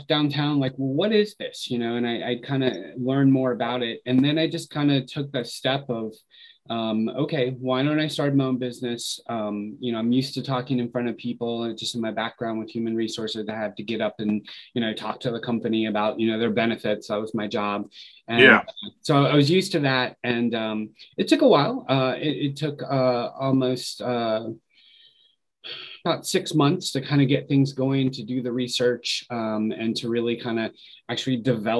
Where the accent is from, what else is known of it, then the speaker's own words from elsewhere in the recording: Richmond, Virginia, United States; moved away as an adult; also born or lived in Fairfax, Virginia; now in Cleveland, United States; So I grew up in Richmond, Virginia